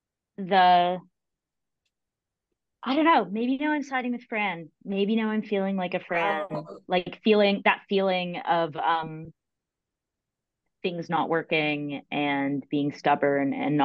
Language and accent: English; Canada; now in United States; I'm Canadian and there's spellings that are different. And I've been living here for years